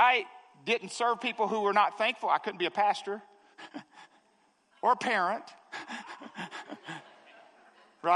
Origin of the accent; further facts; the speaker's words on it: the South, United States; I'm from the South